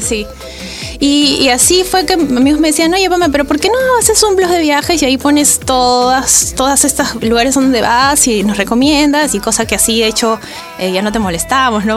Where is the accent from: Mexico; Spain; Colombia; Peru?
Peru; Arequipa; moved away as an adult; now in Lima, Peru; Yo soy de Arequipa, Llevo viviendo siete años en Lima. Y cuando viví en Arequipa viajaba con mi familia